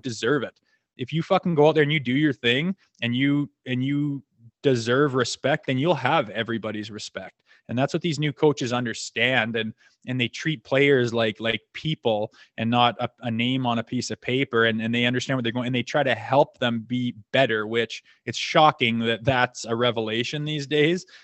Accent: Canada; I played junior in my hometown with my brother and, um, s, lived here till I was eighteen.

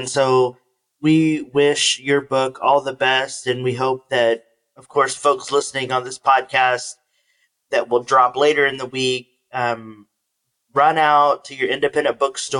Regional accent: San Antonio, Texas, United States; moved away; I'm also from Texas. I don't know if you knew that. And San Antonio is my home, and had family in Houston

